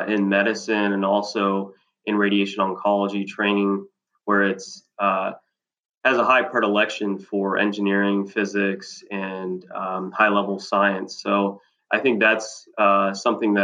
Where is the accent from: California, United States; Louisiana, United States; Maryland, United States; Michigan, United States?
Louisiana, United States; New Orleans; moved away as an adult; also born or lived in Providence, Rhode Island / Wisconsin; now in Cape Girardeau, United States; I'm originally from New Orleans, Louisiana. I was born and raised there to first-generation Americans